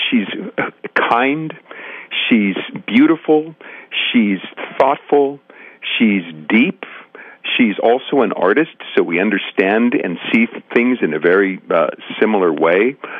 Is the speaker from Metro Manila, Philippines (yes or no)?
no; Central Luzon, Philippines; I was raised in the Methodist Church, actually, but I was raised overseas. My father worked for the Navy, so we had on the base in Subic Bay in the Philippines, we had a Catholic church and we had a Protestant church.